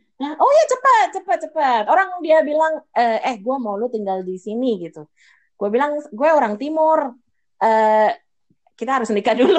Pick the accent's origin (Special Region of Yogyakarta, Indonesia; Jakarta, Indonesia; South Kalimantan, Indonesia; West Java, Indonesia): Jakarta, Indonesia; moved away as an adult; also born or lived in England; now in Ireland; dari lahir sampai nikah itu di Jakarta kita.